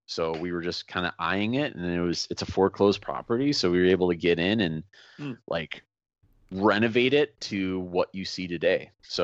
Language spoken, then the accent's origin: English; Chicago, Illinois, United States; a big influence of me even thinking I could do a solo band that's high volume by myself is growing up in Chicago, going to shows at the Fireside Bowl.